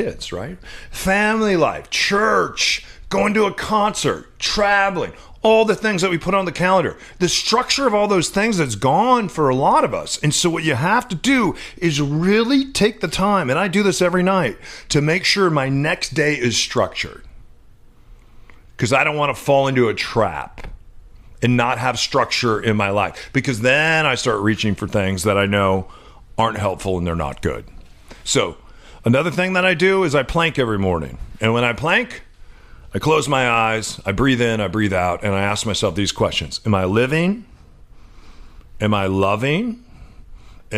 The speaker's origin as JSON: {"language": "English", "region": "Midwest", "country": "United States", "tie": "born or raised there", "moved": "yes", "lives_now": "Seattle, United States", "said": "which is where I played when I was growing up in the Midwest"}